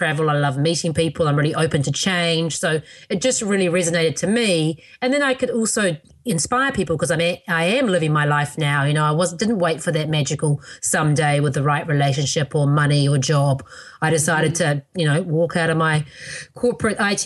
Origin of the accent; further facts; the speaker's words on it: New Zealand; now in United States; my birth country of New Zealand